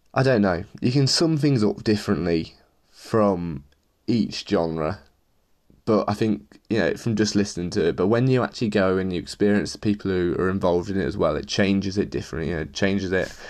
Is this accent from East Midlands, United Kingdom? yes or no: yes; Leicester, East Midlands, United Kingdom; I'm from Leicester